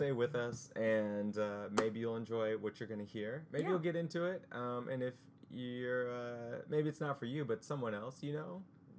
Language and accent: English; St. Louis, Missouri, United States; moved away as an adult; now in New York City, United States; But I grew up in St. Louis.